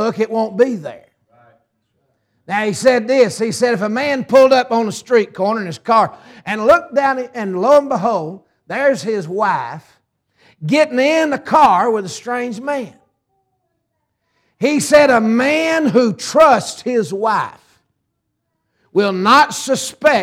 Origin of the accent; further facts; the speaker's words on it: Ringgold, Georgia, United States; also born or lived in Tunnel Hill, Georgia; I'm halfway from Tunnel Hill and the other half from Ringgold